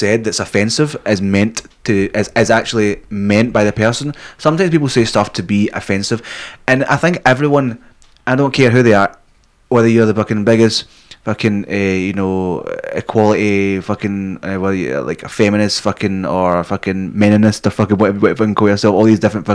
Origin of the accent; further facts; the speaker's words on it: Scotland, United Kingdom; moved away; also born or lived in England; being Scottish